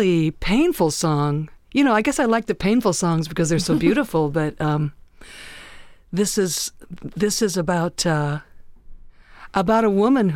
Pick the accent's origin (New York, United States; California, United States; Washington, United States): Washington, United States; Seattle; we come from Seattle, and that's a town that has a history of tormented people